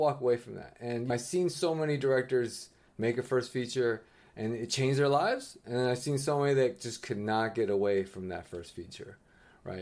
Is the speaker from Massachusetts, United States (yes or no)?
no; San Francisco, California, United States; I am a sixth generation Chinese American, born and raised in, in San Francisco, California